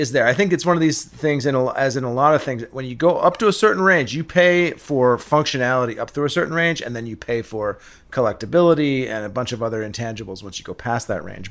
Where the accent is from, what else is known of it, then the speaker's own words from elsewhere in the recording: England, United Kingdom; moved away; I grew up in England, um, in the seventies.